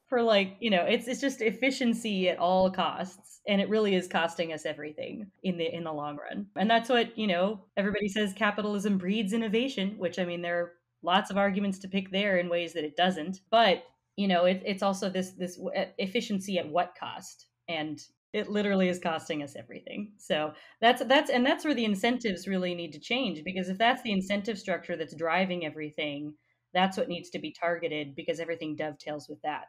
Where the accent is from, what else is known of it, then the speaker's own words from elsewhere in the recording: Colorado, United States; I'm I'm from Colorado